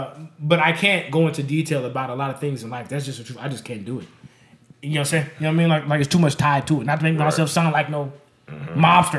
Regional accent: Las Vegas, Nevada, United States; being from Las Vegas

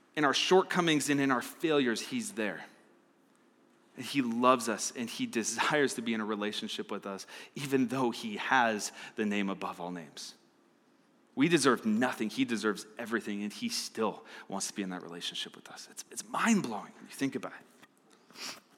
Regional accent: Arizona, United States; now in Fort Collins, United States; I'm from Arizona

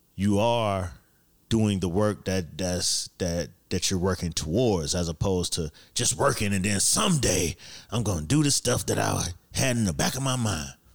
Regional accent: Miami, Florida, United States; moved away; I'm from Miami, so it was summer all the fucking time

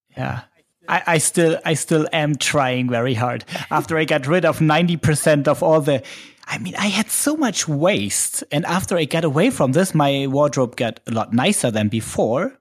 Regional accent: Germany; accent: German; English is a second language; it might be my German accent.

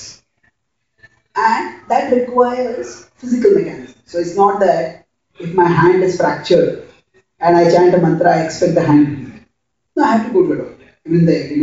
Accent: Mumbai, Maharashtra, India; I come from Mumbai, India

